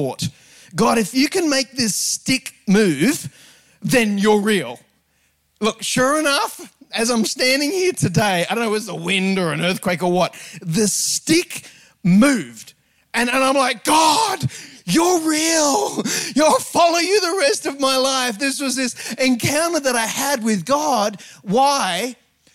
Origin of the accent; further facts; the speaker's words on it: Sydney, New South Wales, Australia; I grew up on the North Shore of Sydney